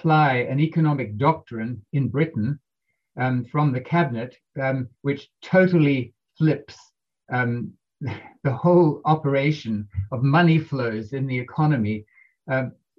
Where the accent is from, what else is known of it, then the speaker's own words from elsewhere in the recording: New Zealand; I'm from New Zealand.